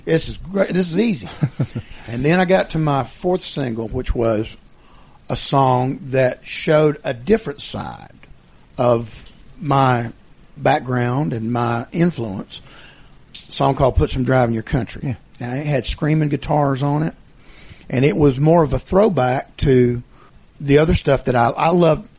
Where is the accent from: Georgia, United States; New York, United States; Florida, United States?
Georgia, United States; as a kid growing up in Georgia